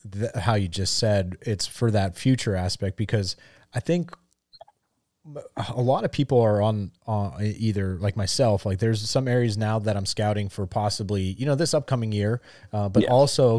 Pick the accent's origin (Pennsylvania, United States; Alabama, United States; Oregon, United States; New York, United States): Pennsylvania, United States; because growing up in Northeast Pennsylvania, living here in Central Pennsylvania, I don't never really hunted fields, right?